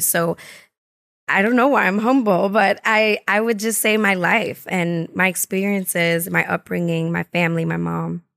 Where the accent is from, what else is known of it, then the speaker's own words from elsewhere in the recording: New York City, New York, United States; I'm from the Bronx, so I'm from Highbridge and born and raised